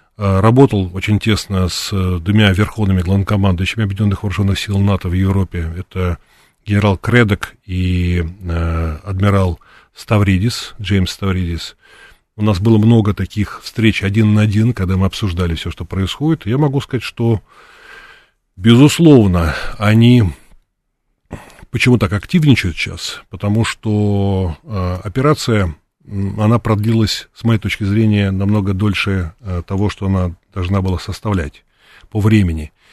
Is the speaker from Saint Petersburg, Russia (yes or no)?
no; Moscow, Russia; я из России, из Москвы